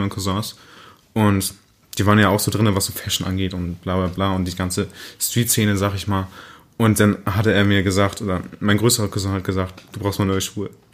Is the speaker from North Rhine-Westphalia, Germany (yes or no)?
yes; Münster, North Rhine-Westphalia, Germany; Ich komme aus der Münster